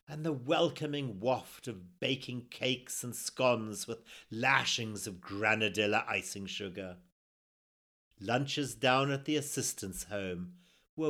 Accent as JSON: {"language": "English", "country": "Zimbabwe", "tie": "born or raised there", "said": "a memoir about my life growing up in Zimbabwe, or formerly Rhodesia, in the 1960s and 70s"}